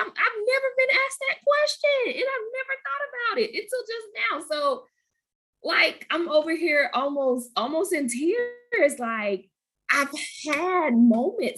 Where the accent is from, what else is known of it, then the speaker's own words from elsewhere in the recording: Goldsboro, North Carolina, United States; from Goldsboro